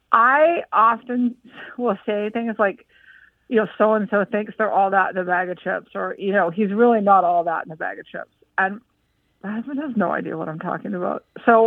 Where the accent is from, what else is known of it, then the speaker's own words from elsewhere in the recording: British Columbia, Canada; now in Maryland, United States; I'm actually originally from British Columbia